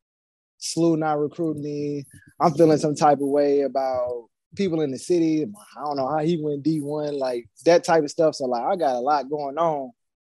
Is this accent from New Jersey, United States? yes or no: no; St. Louis, Missouri, United States; I'm from St. Louis